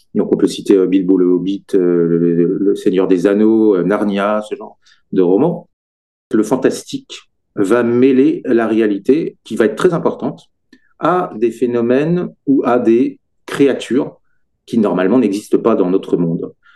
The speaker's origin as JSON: {"language": "French", "region": "Brittany", "country": "France", "tie": "born or raised there", "moved": "as an adult", "lives_now": "Sarthe, France", "said": "je suis originaire de Bretagne"}